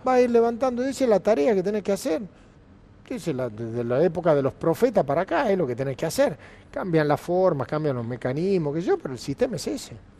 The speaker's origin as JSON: {"language": "Spanish", "country": "Argentina", "said": "a los argentinos"}